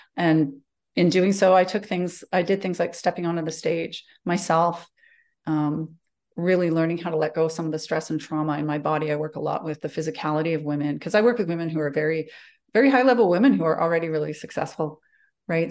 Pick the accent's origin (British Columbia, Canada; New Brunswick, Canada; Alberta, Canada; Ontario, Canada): Alberta, Canada; Calgary; moved away as an adult; I grew up in Calgary. Um, I'm born and bred here